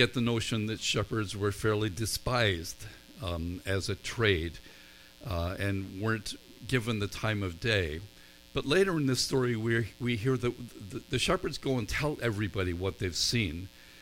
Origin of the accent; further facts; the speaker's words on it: Northern Ireland, United Kingdom; I grew up in Northern Ireland, where there are more sheep than people.